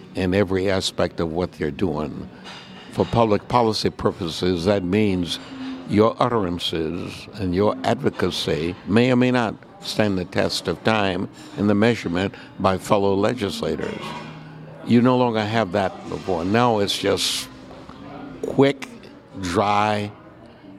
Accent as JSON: {"language": "English", "region": "Texas", "country": "United States", "tie": "born or raised there", "moved": "as an adult", "said": "I immigrated here from Texas after high school"}